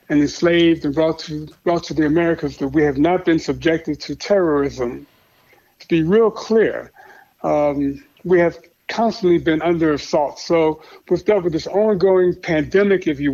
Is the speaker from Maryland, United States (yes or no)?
no; Chicago, Illinois, United States; I grew up in Chicago on the South Side